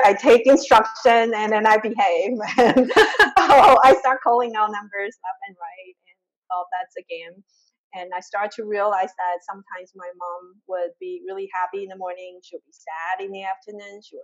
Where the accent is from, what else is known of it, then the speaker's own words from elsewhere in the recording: Taiwan; moved away; also born or lived in Chicago; I grew up in Taiwan, this super tiny island in a very traditional Asian family